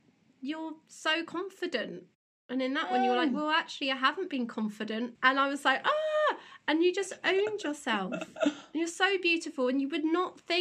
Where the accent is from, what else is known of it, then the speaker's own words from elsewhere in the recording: Teignmouth, South West England, United Kingdom; we came from Tynmouth in Devon, or local